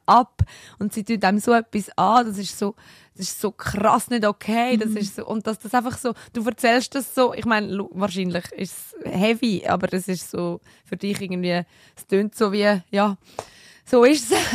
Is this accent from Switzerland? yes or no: yes; Switzerland; bei uns in der Schweiz